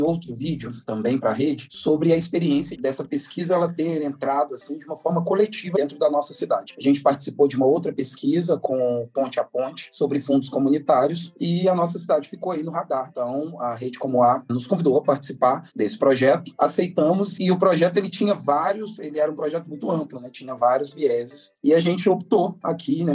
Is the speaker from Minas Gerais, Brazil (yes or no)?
yes; Santa Luzia, Minas Gerais, Brazil; eu sou de Santa Luzia, Minas Gerais. Sou mineirinho